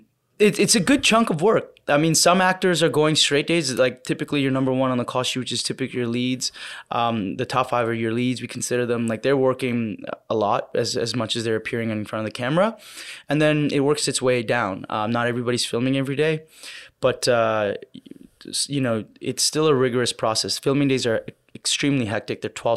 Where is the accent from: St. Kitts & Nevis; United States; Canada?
Canada; I'm a Canadian independent filmmaker